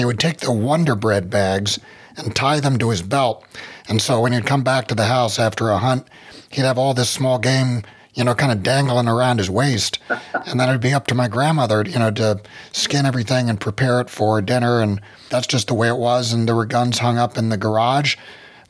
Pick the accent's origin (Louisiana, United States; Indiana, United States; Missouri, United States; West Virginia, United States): West Virginia, United States; I'm from West Virginia, so most of West Virginia is very rural. Everyone owns a gun. We never thought about it when I was growing up